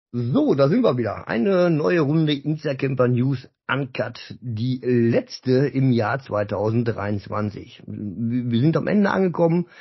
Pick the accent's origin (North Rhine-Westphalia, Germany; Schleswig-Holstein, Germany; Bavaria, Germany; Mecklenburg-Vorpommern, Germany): North Rhine-Westphalia, Germany; Dinslaken; Ich komme auch aus der Ecke, so Dienstlagen, Ecke Duisburg